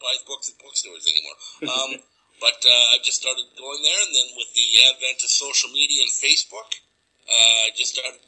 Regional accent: Vancouver, British Columbia, Canada; I'm coming from Vancouver, BC, Canada, home of the Canucks

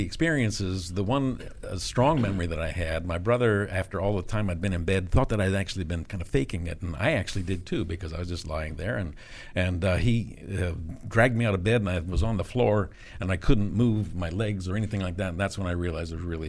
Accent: McLean, Virginia, United States; also born or lived in New London, Connecticut; I was born in New London, Connecticut, mm-hmm. but have lived in McLean area, mm-hmm. McLean Tyson's Corner, since 1950.

